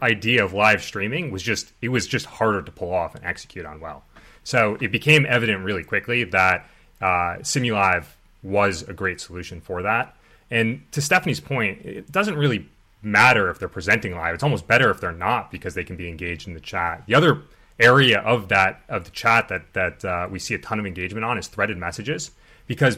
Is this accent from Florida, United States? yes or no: no; Boston, Massachusetts, United States; I'm from Boston